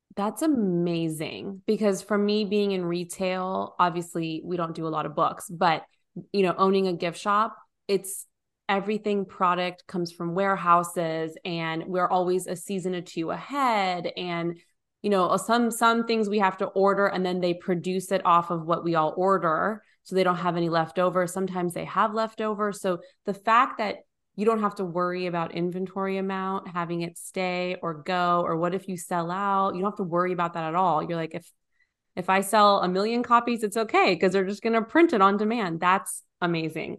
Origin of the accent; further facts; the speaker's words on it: California, United States; also born or lived in Nashville area; now in Nashville, United States; We're we're originally from California. We live in the Nashville area